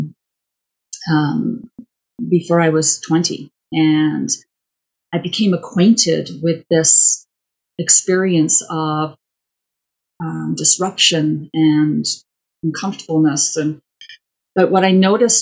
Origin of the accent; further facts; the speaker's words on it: Wales, United Kingdom; now in Calgary, Canada; my origins are Welsh. I was born in Wales.